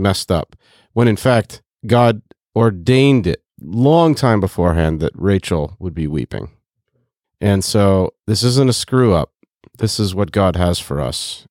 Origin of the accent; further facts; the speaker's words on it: Bloomington, Indiana, United States; I was born in Bloomington, Indiana in nineteen eighty-two